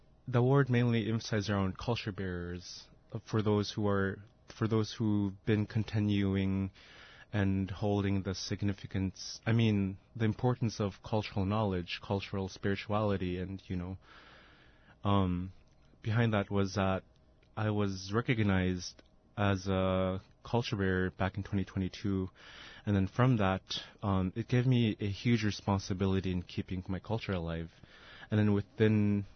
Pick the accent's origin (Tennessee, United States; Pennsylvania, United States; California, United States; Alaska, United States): Alaska, United States; Kasigluk and Tununak; I'm from Kasigaluk and Dununuk.